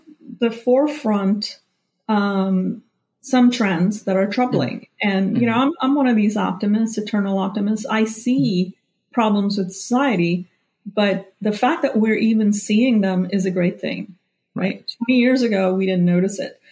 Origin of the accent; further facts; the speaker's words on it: India; moved away as an adult; I grew up in India